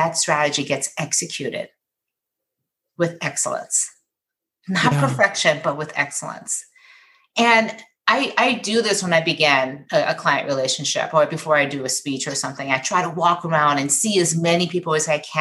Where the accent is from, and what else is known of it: Michigan, United States